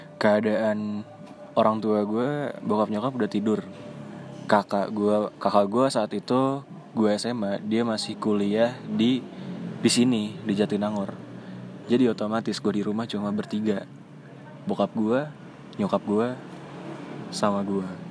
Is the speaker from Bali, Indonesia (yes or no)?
no; Jakarta, Indonesia; gua orang Jakarta, tapi gua ngerti bahasa Sunda